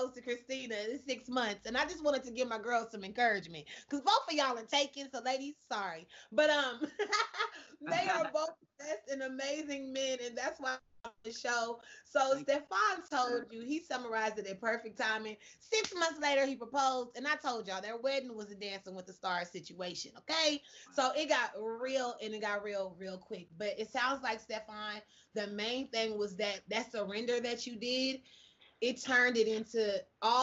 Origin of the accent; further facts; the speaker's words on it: Kansas City, United States; I'm from Kansas City too